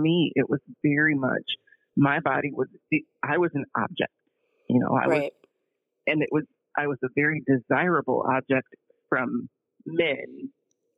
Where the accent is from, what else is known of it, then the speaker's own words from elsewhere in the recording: Davenport, Iowa, United States; I grew up in Davenport, Iowa